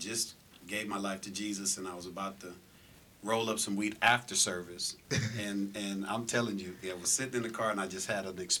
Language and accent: English; Los Angeles, California, United States; moved away as an adult; also born or lived in Santa Ana, California / Seattle, Washington; now in Las Vegas, United States; Hometown, I was born in Orange County, California, Santa Ana. Raised in L.A. From Orange County to Seattle, from Seattle back to California, but we were raised in L.A., South Central. And I reside now, 25 years, here in Las Vegas, Nevada.